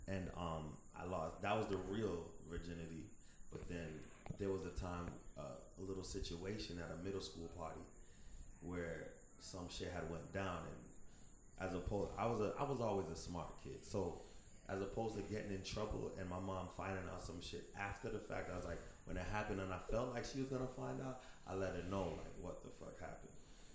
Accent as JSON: {"language": "English", "country": "Jamaica", "said": "I'm Jamaican. My mom will bust my ass."}